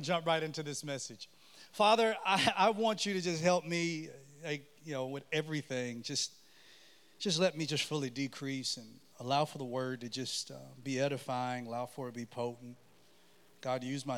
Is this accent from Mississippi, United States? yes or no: yes; Mississippi, United States; I grew up in Mississippi. I was born in Mississippi, just a little ways from here